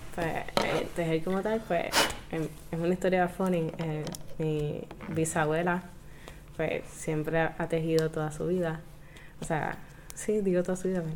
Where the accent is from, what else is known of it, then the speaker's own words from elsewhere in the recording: Caguas, Puerto Rico; yo soy una chica de Caguas